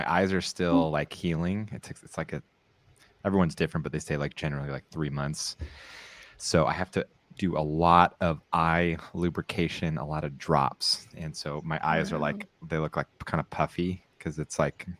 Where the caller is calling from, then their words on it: San Clemente, California, United States; I'm broadcasting from San Clemente, California, where it is the opposite of Sarah's weather.